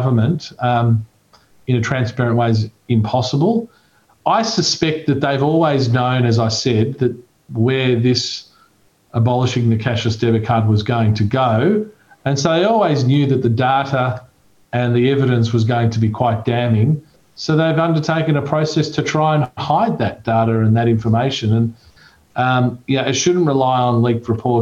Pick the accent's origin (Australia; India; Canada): Australia; I've always been a proud Australian